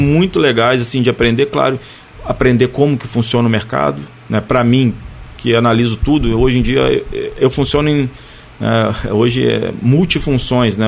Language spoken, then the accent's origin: Portuguese; Barra do Piraí, Rio de Janeiro, Brazil; eu sou natural de Barra, né? Minha família é daqui, né? De Barra do Piraí